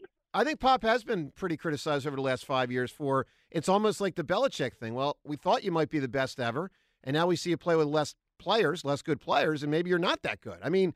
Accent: Philadelphia, Pennsylvania, United States; as a Philadelphian and as a Sixers fan

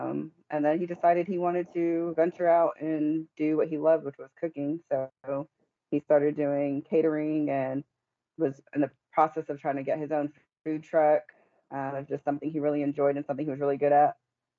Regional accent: Killeen, Texas, United States; We grew up here in Killeen, Texas.

